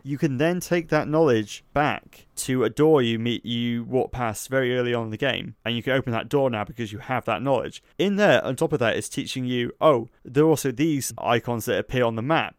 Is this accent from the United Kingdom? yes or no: yes; Somerset, South West England, United Kingdom; I'm from Somerset